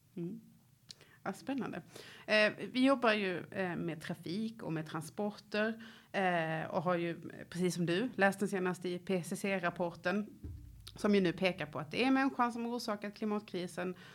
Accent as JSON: {"language": "Swedish", "town": "Lund", "region": "Skåne", "country": "Sweden", "tie": "born or raised there", "said": "Jag är uppvuxen i i Lund där jag fortfarande bor"}